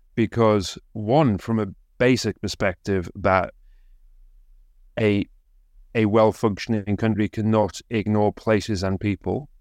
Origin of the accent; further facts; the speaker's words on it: Consett, North East England, United Kingdom; my hometown of concert